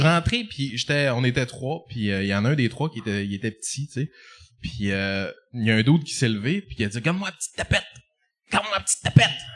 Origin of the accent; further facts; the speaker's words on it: Jonquière, Quebec, Canada; je viens, je viens de Jonquin